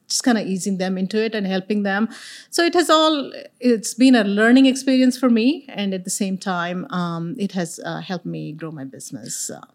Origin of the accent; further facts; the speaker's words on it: India; moved away as an adult; now in Texas, United States; I'm an immigrant from India. So I moved here little over thirty years ago